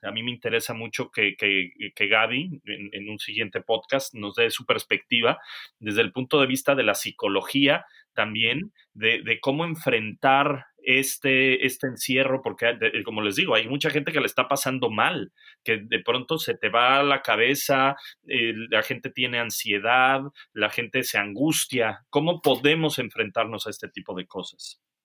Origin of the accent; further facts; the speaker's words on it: Mexico; also born or lived in England; now in United Kingdom; nosotros como mexicanos es cómo lo están haciendo en México porque allá tenemos familia